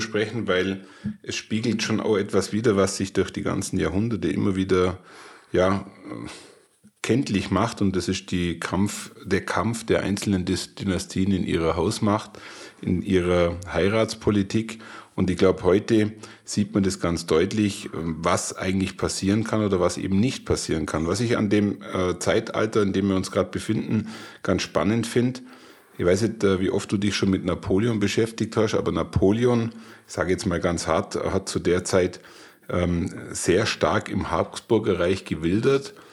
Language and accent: German; Bavaria, Germany; für mich als Bayer